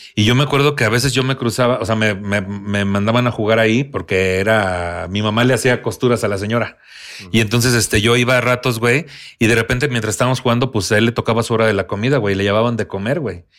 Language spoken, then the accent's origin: Spanish; Tampico, Tamaulipas, Mexico; moved away; allá en Tampico, en mi tierra